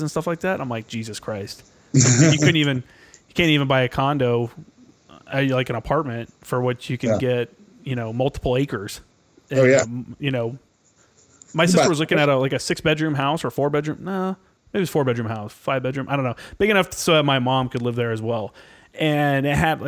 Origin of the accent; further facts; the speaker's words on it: Chattanooga, Tennessee, United States; I grew up in Tennessee, I grew up in the deep South. Like I grew up in Chattanooga, Tennessee